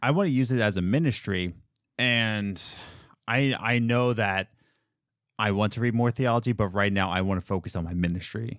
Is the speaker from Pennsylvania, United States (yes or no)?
yes; Philadelphia, Pennsylvania, United States; I'm from Philadelphia